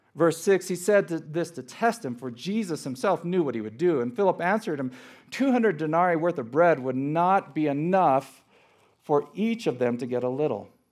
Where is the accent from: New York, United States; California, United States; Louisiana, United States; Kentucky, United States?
California, United States; Los Angeles; was born and raised in Los Angeles